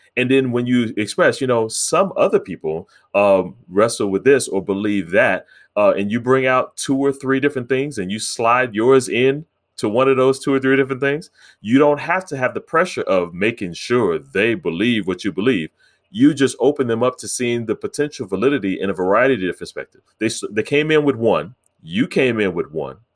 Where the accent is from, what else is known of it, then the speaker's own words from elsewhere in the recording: United States; I'm African American